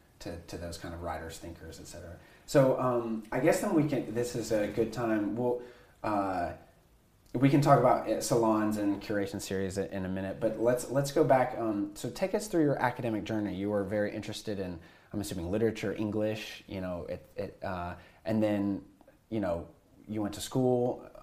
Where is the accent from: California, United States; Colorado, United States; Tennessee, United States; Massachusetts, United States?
Tennessee, United States; I grew up Southern Baptist in Tennessee.